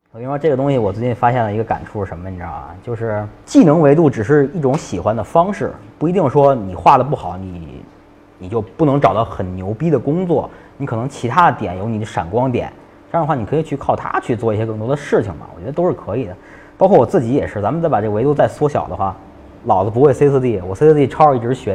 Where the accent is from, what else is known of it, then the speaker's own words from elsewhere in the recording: Beijing, China; 我是一个北京人，我基本很少出北京